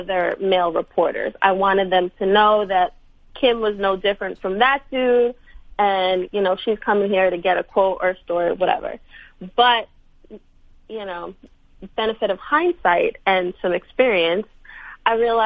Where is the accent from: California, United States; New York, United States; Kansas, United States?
New York, United States; New York City; I'm from Brooklyn